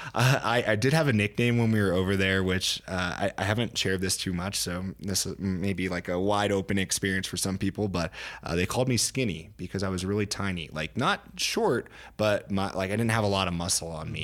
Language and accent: English; Pennsylvania, United States; now in Colorado, United States; I'm from Pennsylvania originally, so a small town there back east, uh, living in Colorado now